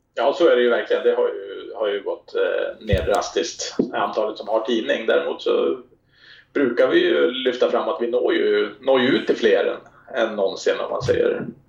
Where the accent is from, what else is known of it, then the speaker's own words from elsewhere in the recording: Härnösand, Västernorrland County, Sweden; moved away; also born or lived in Stockholm; jag är född i Stockholm men eh, vi flyttade upp dit när jag var tre år så jag är uppvuxen i Härnösand.